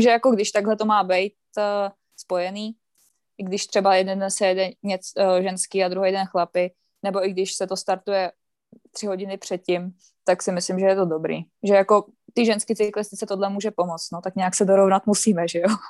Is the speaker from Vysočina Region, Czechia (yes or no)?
yes; Třebíč, Vysočina Region, Czechia; já vlastně bydlím okolo Třebíče